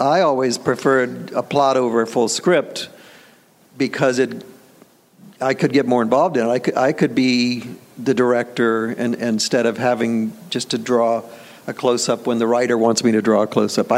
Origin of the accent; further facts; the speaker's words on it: Tampa, Florida, United States; moved away as an adult; also born or lived in New York; I'm from Tampa, Florida. I moved up to New York because at the time, in 1974, you had to be in Manhattan to work in the business